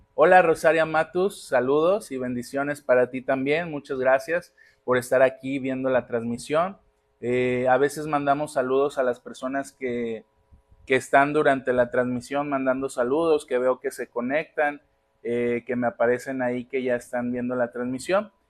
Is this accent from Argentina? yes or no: no; Magdalena, Jalisco, Mexico; now in Colima, Mexico; Magdalena, Jalisco, de donde yo soy